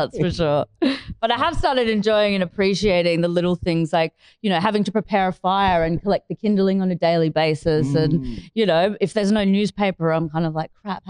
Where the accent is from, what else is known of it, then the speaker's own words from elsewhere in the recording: Perth, Western Australia, Australia; moved away; I'm originally from Perth, so I've been away probably, 15 years now